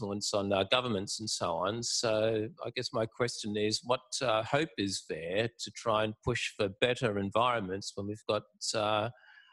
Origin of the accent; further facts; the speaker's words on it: Sydney, New South Wales, Australia; when I grew up in the West, growing up in the 60s and 70s